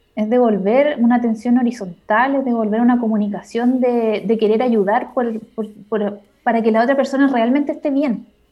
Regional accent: Concepción, Biobío, Chile; Yo soy de Conce

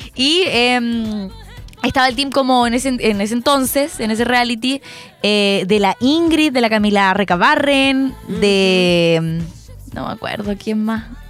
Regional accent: Chile; los chilenos hacemos eso a veces

